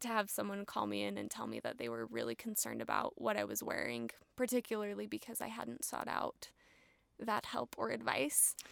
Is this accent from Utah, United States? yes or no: yes; Provo, Utah, United States; also born or lived in Berlin, Germany; I am actually from Provo, Utah. Okay. Born and raised in Provo